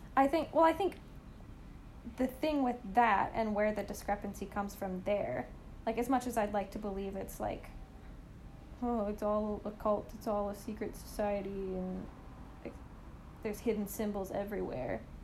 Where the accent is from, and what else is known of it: Canada